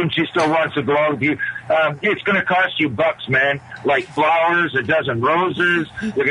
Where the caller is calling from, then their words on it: Toronto, Ontario, Canada; from Toronto.